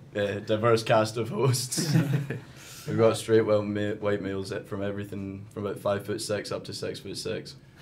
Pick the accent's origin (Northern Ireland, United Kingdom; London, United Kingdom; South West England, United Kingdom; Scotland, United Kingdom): Scotland, United Kingdom; Strathblane; I'm from Strathblane, which is just outside Glasgow.